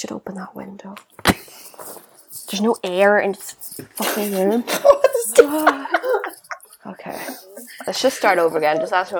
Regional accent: Northern Ireland, United Kingdom; accent: Northern Irish; I sound so Northern Irish when I listen to myself back.

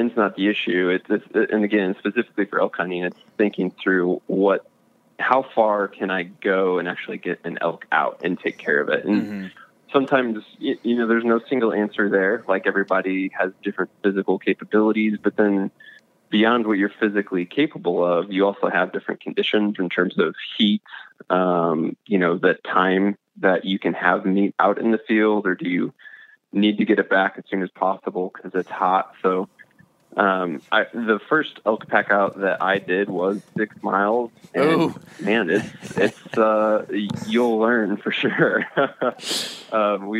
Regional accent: Missouri, United States; I'm actually from Missouri. I'm from the Midwest.

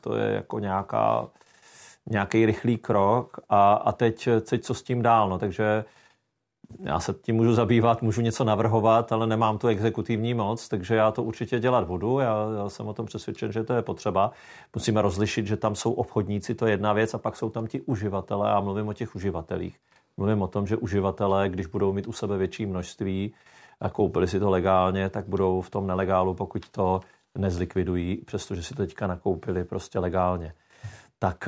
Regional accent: South Moravian Region, Czechia; já jsem z Jižní Moravy

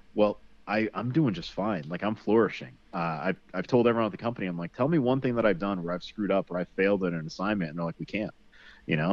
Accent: Connecticut, United States; I grew up in Connecticut

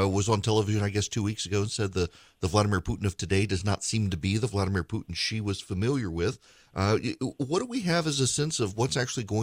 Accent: Dubai, United Arab Emirates; I grew up in Dubai. We've always had a great relationship with them.

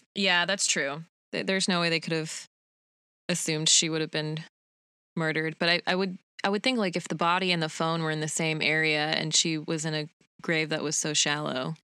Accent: Utah, United States; a lot of Mormon kids from when I grew up in Utah

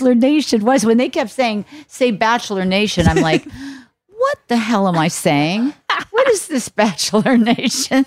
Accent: Ohio, United States; I'm from Ohio on a farm

